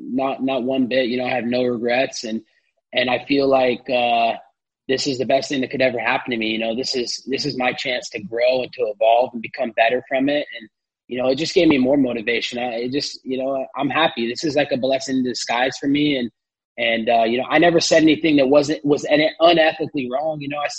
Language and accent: English; United States; I'm an American